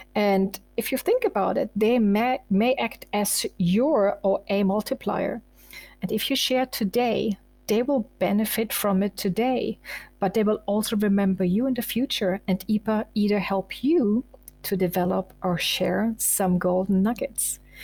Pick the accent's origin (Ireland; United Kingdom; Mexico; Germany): Germany; eastern Germany; now in Munich, Germany; I was born in Eastern Germany and I was once a refugee from East to West Germany